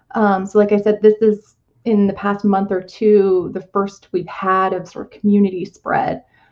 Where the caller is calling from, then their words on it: Blacksburg, Virginia, United States; So I'm calling from Blacksburg, Virginia, which is in the southwestern part of Virginia and very much rural compared to Northern Virginia or the places that people think about, like Richmond